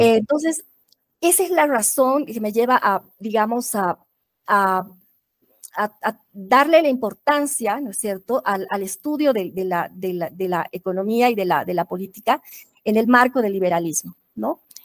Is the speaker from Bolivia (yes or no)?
yes; Bolivia; soy boliviana